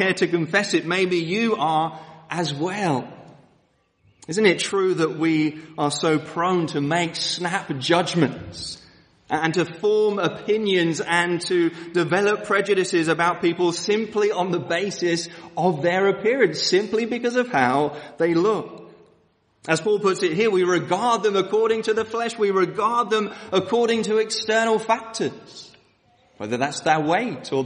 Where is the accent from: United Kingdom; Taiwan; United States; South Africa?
United Kingdom; London; moved away; I come from Woolwich, Southeast London, which is pretty much as rough as you can get